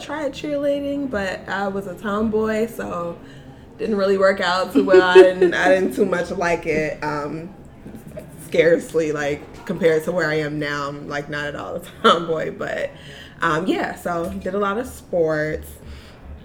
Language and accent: English; Chicago, Illinois, United States; also born or lived in Lansing, Illinois; I grew up in Chicago, South Side all day